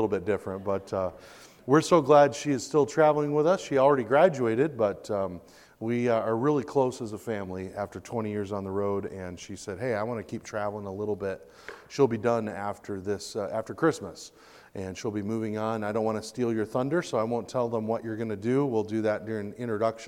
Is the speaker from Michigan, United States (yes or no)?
yes; Michigan, United States; now in Pensacola, United States; I was born and raised in Michigan